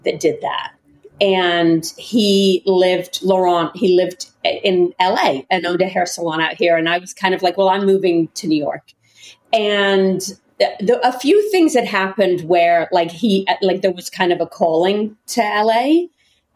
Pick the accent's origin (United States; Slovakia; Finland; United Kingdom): United Kingdom; England; moved away; But I grew up in England